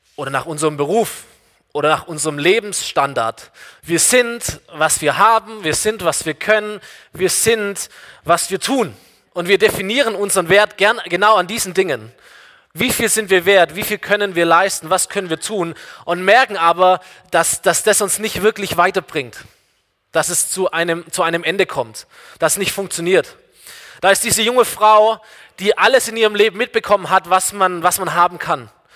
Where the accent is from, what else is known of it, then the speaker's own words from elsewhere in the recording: Germany; ich bin, ich bin Deutscher